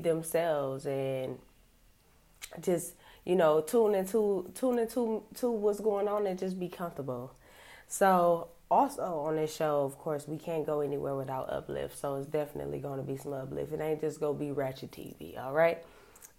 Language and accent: English; Cleveland, Ohio, United States; I am from Cleveland, Ohio.